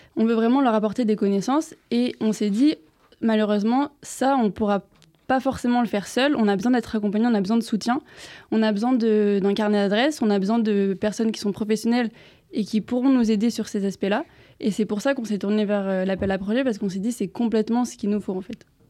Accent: Pau, France; moved away as an adult; also born or lived in Bordeaux; now in Paris, France; j'ai grandi à Pau, donc aussi en Provence

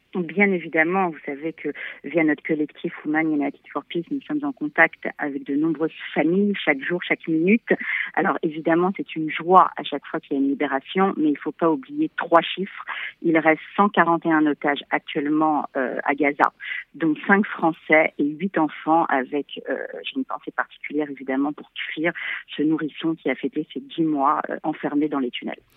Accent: France; en tant que Français

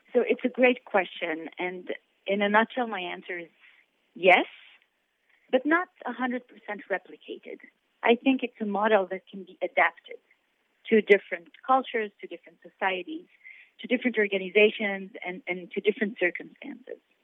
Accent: Israel; I'm born and raised in Israel

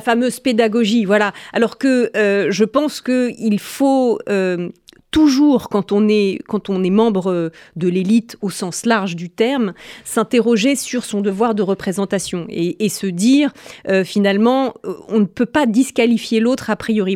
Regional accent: France; en tant que Française

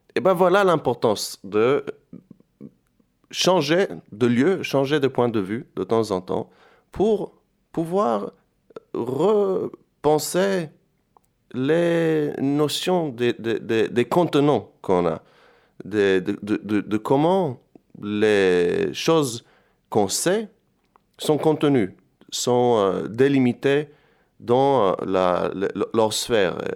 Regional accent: Jerusalem, Jerusalem District, Israel; moved away as an adult; also born or lived in France; now in Istanbul, Turkey; Je viens de Jérusalem, je suis originaire de Jérusalem

